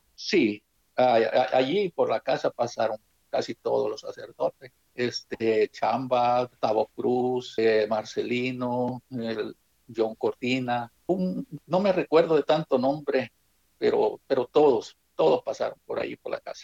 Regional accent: Suchitoto, Cuscatlán, El Salvador; Soy originario de El Salvador, del departamento de Cuscatlán, jurisdicción de Suchitoto He nacido en un, en un, cantoncito que se llama Buenavista

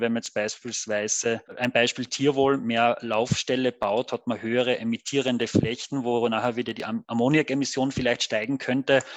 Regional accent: Carinthia, Austria; komme gebürtig, wie man vielleicht dann und wann hört, aus Kärnten

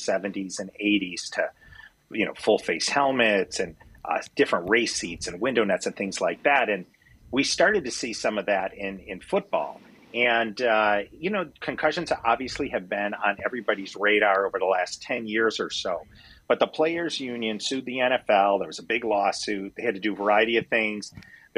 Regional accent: Midwest, United States; moved away as an adult; also born or lived in Wisconsin; now in California, United States; my background is I grew up in the Midwest

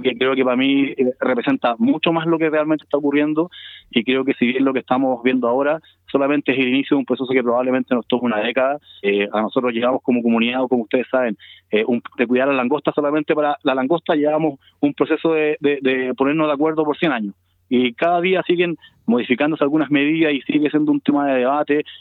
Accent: Chile; somos chilenos

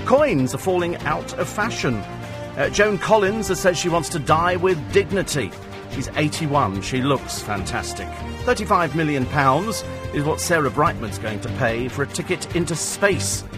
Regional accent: United Kingdom; We're British

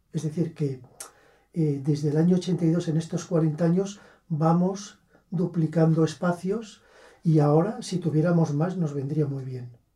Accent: Bustarviejo, Community of Madrid, Spain; yo nací en Madrid. Pero claro, toda mi familia es de aquí, por las dos ramas, y desde luego yo me siento eh, muy vinculado a Gustaviejo

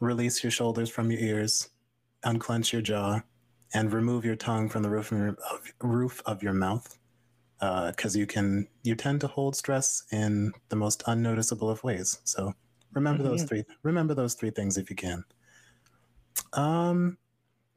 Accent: Vermont, United States; moved away as an adult; now in Worcester, United States; I'm so used to Vermont being my home

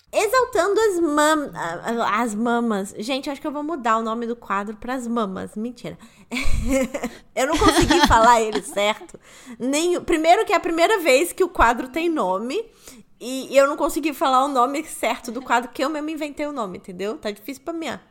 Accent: Rio de Janeiro, Brazil; moved away as an adult; now in São Paulo, Brazil; Eu morei lá 24 anos, eu fui criada lá, nascida e criada no Rio de Janeiro

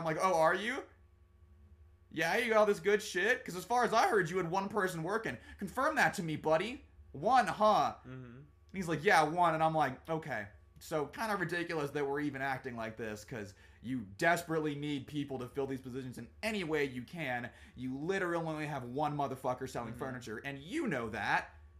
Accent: Germany; born there; I also was born in Germany, actually. He's like, what? I'm like, yeah, I was also from there. I went and lived around

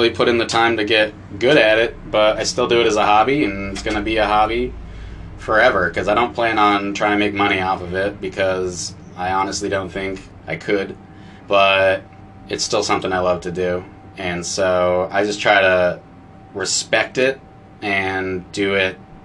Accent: Essex Junction, Vermont, United States; as this little white kid growing up in Essex Junction, Vermont

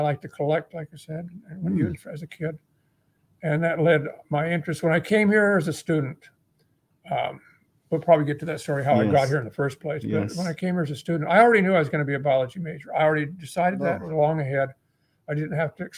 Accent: Utah, United States; moved away as an adult; also born or lived in New Zealand; now in Hawaii, United States; I was raised in Utah as a young child

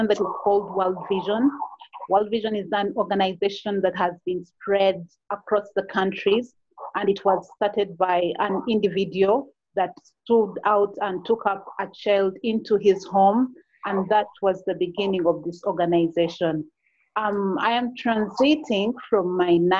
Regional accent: Uganda; I am from Uganda

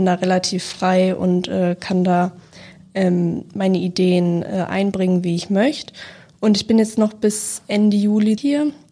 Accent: Baden-Württemberg, Germany; Also ich komme aus Deutschland, aus Baden-Württemberg in der Nähe von Karlsruhe und ich bin jetzt im Sommer 18 geworden

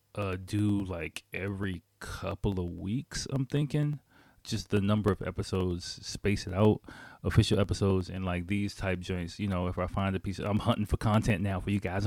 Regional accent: Washington, District of Columbia, United States; moved away as an adult; now in Japan; I grew up in Washington, D C, and I lived in D C full-time, I'll say full-time, for seventeen

